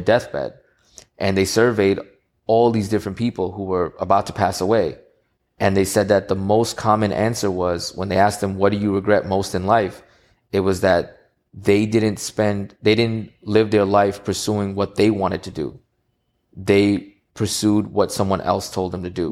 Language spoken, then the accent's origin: English; New York City, New York, United States; in Queens, New York. I'm from Queens